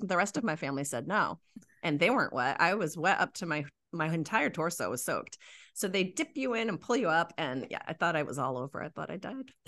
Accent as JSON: {"language": "English", "region": "New England", "country": "United States", "said": "I'm from New England, true New Englander and true Islander."}